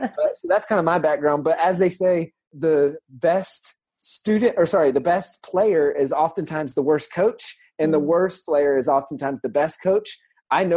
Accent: the South, United States; I'm from the South.

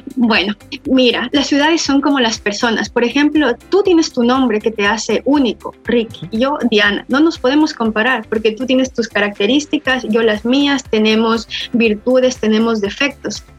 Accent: Quito, Pichincha, Ecuador; moved away as an adult; now in Russia; yo soy ecuatoriana, de, vivo en la ciudad de Quito, en Tumbaco, que es un valle

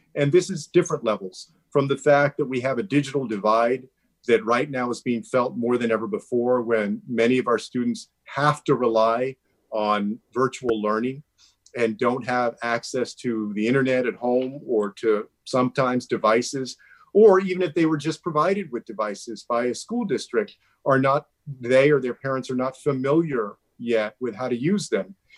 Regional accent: Texas, United States; Texas, my home state

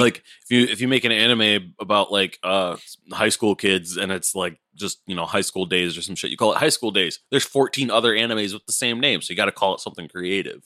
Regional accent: United States; as an American

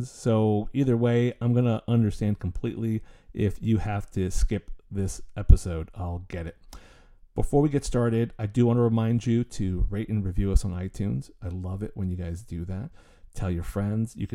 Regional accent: Canada; I'm actually Canadian

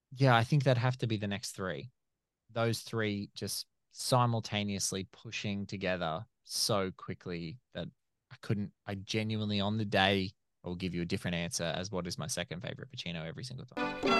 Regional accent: Australia; I'm from Australia, so everyone who's listening can obviously hear that I'm from Australia

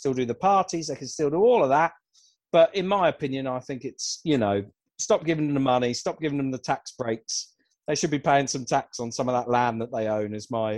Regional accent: United Kingdom; I am definitely in the minority as a Brit

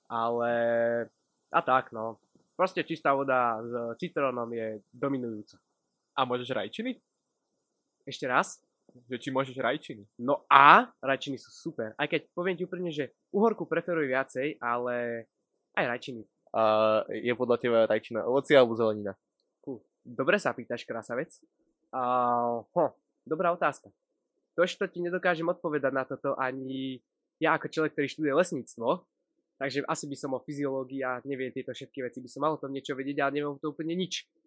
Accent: Pruské, Trenčín Region, Slovakia; Pochádzam z Pruského

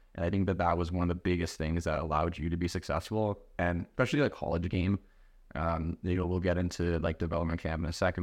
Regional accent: Canada; we're Canadian

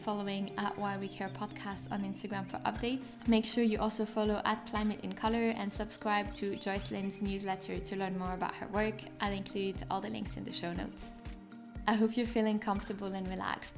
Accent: French part of Switzerland, Romandy, Switzerland; now in London, United Kingdom; I grew up in the French part of Switzerland and now live in London

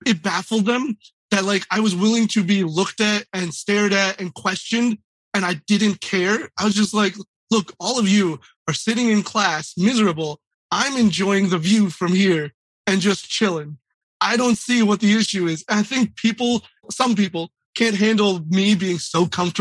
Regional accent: United States; I was born here

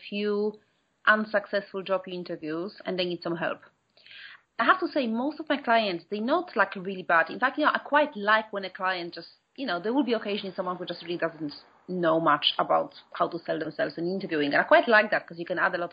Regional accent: Poland; moved away as an adult; now in London, United Kingdom; I'm from Poland originally, but I've been here for 17 years now.

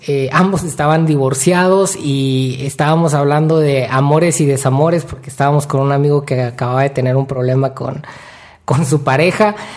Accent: Mexico; yo soy de México, yo quiero vivir en México, voy a vivir el resto de mi vida en México

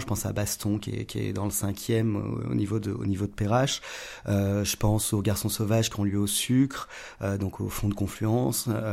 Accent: Lyon, Auvergne-Rhône-Alpes, France; j'ai grandi à Lyon

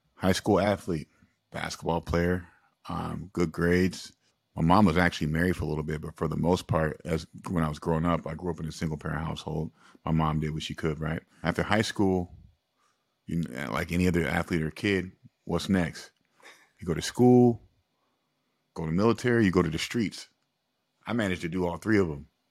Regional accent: Springfield, United States; I'm from Springfield, but I, I come from a low-income neighborhood

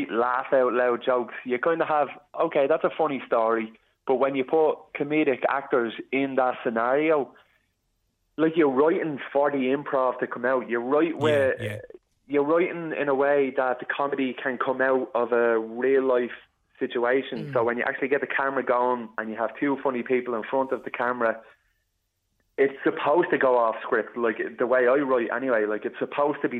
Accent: Dublin, Leinster, Ireland; I'm from the Northeast Inner City, so I ran for election there

